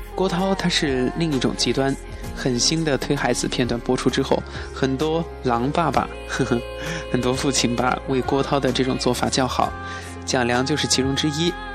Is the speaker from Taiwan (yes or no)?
no; Chongqing, China; accent: Chongqing dialect; 我们重庆话说